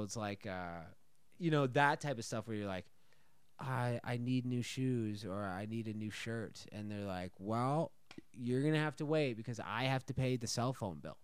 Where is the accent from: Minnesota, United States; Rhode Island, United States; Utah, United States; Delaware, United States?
Minnesota, United States; moved away as an adult; also born or lived in Chicago / New York; now in Texas, United States; born and raised in Minnesota